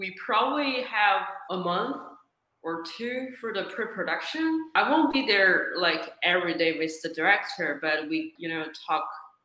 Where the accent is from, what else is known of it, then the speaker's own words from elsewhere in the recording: China; moved away as an adult; also born or lived in Australia; now in Los Angeles, United States; originally I'm from China. So I was born in China and I went to Australia for, like I said, undergrad study